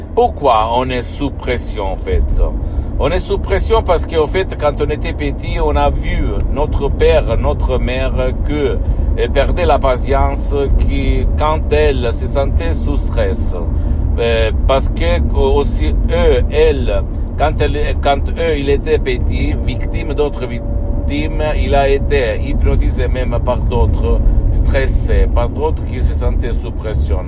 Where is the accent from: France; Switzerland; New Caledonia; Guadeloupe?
Switzerland; quand j'étais petit en Suisse